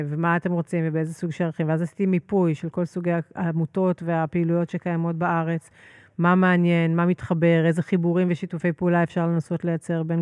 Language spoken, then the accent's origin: Hebrew; Herzliya, Tel Aviv District, Israel; אני גדלתי בהרצליה פיתוח. אומנם אה, מהפחות עשירים של הרצליה פיתוח